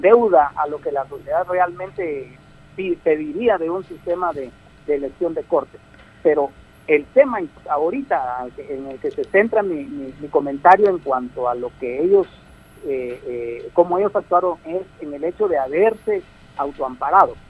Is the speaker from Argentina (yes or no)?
no; Guatemala; como guatemaltecos